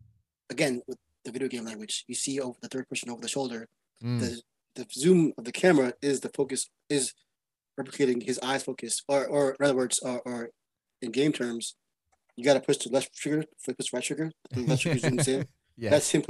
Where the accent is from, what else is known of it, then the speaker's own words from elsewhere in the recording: Brooklyn, New York, United States; I'm from New York, born in Brooklyn, Brooklyn, Queens, where the Bronx is.